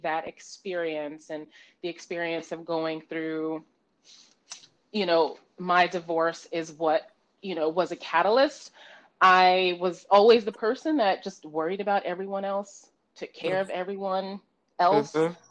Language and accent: English; New York City, New York, United States; I am born and raised in the Bronx, New York. Proud New Yorker, proud girl from the Bronx.